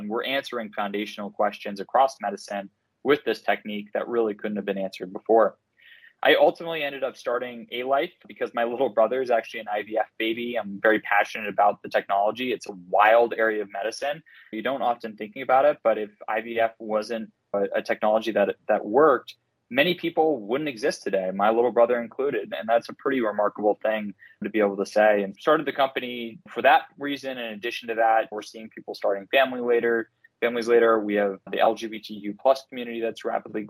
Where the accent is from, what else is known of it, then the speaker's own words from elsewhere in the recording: Cambridge, Massachusetts, United States; I'm originally from Cambridge, Massachusetts, grew up here, born and raised